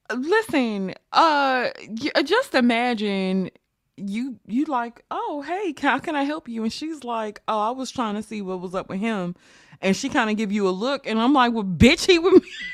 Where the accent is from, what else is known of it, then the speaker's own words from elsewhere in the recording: United States; I am an American black woman